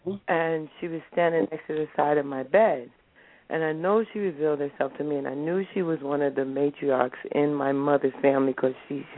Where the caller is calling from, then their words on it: New Jersey, United States; I'm calling from New Jersey.